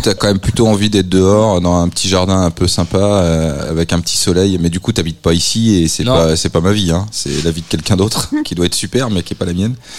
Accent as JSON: {"language": "French", "town": "Nantes", "region": "Pays de la Loire", "country": "France", "said": "je suis nantais"}